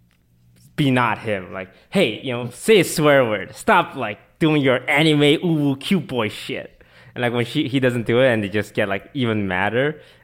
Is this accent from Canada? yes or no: yes; Canada; moved away; I'm Canadian